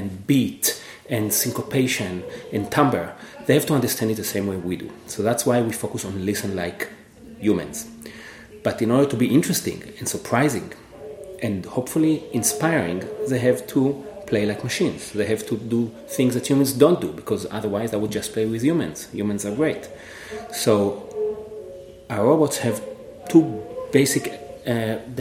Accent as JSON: {"language": "English", "country": "Israel", "also_born_or_lived": "Cambridge, Massachusetts, United States", "moved": "as an adult", "lives_now": "Atlanta, United States", "said": "I'm originally from Israel, where I did double major in both computer science and music"}